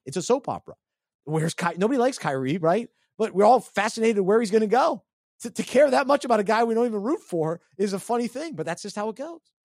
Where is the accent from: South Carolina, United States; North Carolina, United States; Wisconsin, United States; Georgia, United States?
North Carolina, United States; Charlotte; born or raised there